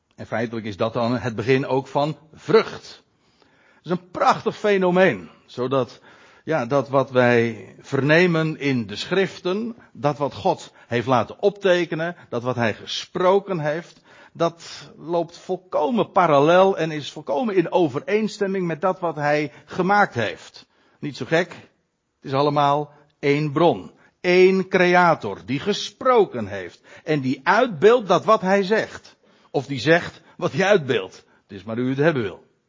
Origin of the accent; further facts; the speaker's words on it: Netherlands; ons als Nederlanders